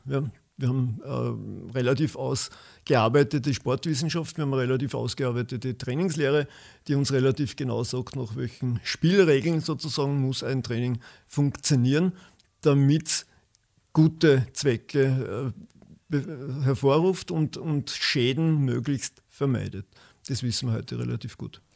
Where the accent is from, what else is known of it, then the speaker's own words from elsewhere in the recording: Waldviertel, near Gmünd, Lower Austria, Austria; moved away as an adult; also born or lived in Vienna; Ich komme aus dem Waldviertel, genauer gesagt aus der Gegend von Gmünd